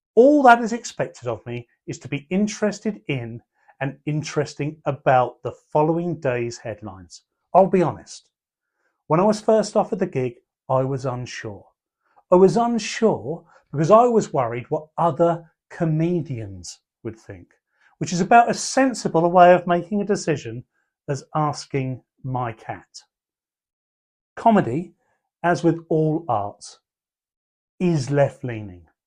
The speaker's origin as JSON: {"language": "English", "town": "Portsmouth", "region": "South East England", "country": "United Kingdom", "tie": "born or raised there", "also_born_or_lived": "Pembroke", "said": "I was born in Portsmouth and raised in Pembroke"}